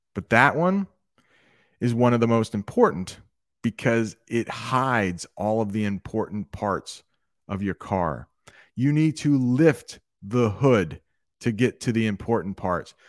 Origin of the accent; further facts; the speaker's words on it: United States; I am an American. I am an American English teacher.